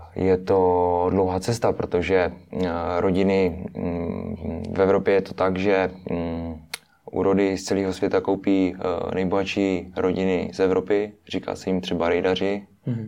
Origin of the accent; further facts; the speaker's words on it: Moravian-Silesian Region, Czechia; jsme eh, z Moravskoslezského kraje, takže my jsme, my jsme, my jsme dojížděli do školy